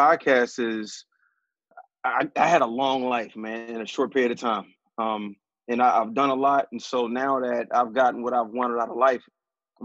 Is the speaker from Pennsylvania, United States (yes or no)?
yes; Philadelphia, Pennsylvania, United States; growing up in West, it's all Black